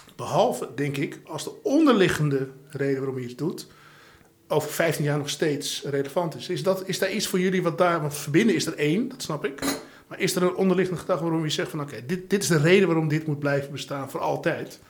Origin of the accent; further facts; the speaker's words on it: Amstelveen, North Holland, Netherlands; Ik ben opgegroeid in Amstelveen